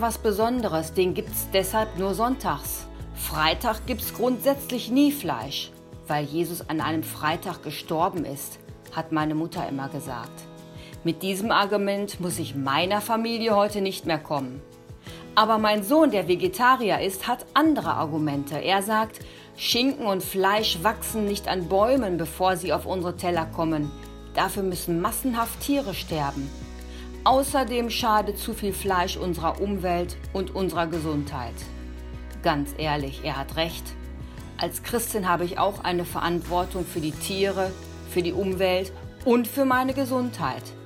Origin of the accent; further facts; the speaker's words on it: Seppenrade, North Rhine-Westphalia, Germany; meine Kindheit in Seppenrade.